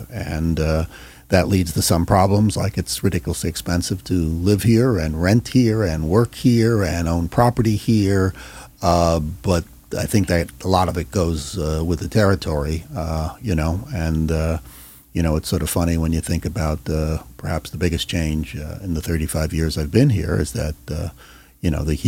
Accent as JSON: {"language": "English", "region": "New York", "country": "United States", "tie": "born or raised there", "also_born_or_lived": "Philadelphia, Pennsylvania / Pittsburgh, Pennsylvania", "moved": "as an adult", "lives_now": "Orange County, United States", "said": "Well, also, too, I grew up in New York. I spent 11 years between college and my first job in the great state of Pennsylvania, at both ends, both Philadelphia and Pittsburgh."}